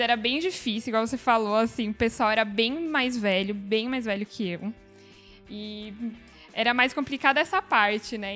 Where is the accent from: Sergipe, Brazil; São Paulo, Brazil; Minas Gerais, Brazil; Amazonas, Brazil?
São Paulo, Brazil; eu sou de São Paulo